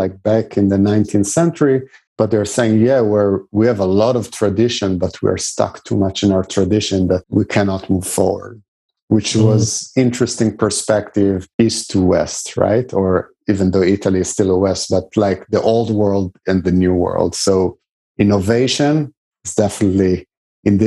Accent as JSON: {"language": "English", "country": "Israel", "tie": "born or raised there", "said": "when I grew up in Israel at some point with the national team, we had a Russian coach as well"}